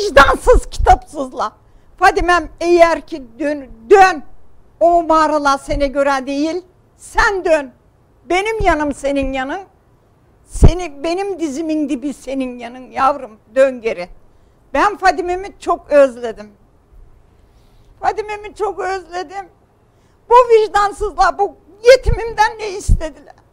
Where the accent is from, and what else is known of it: Kütahya, Turkey